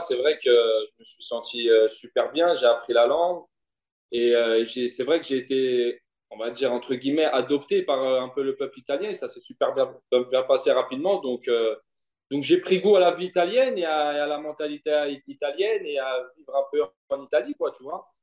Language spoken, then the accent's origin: French; Vitry-sur-Seine, Île-de-France, France; also born or lived in Longjumeau; une jeunesse heureuse, une jeunesse heureuse à Vitry avec mes potes